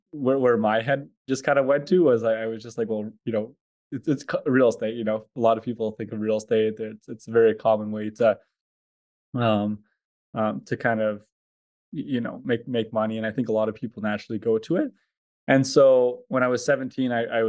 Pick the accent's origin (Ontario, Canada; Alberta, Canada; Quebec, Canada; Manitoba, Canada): Alberta, Canada; Edmonton; I'm from Edmonton, Alberta, Canada.